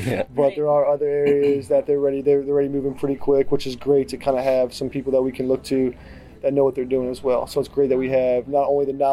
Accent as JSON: {"language": "English", "area": "Howard County", "region": "Maryland", "country": "United States", "tie": "born or raised there", "said": "We're from Howard County. We went to Oakland Mills. We grew up in the area"}